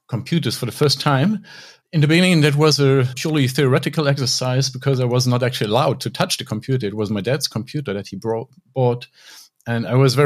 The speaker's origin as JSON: {"language": "English", "country": "Luxembourg", "tie": "born or raised there", "said": "I grew up in Luxembourg"}